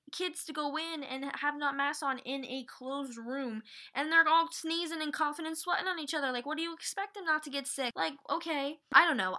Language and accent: English; Utah, United States; now in New Jersey, United States; I am from Utah. I was raised in Utah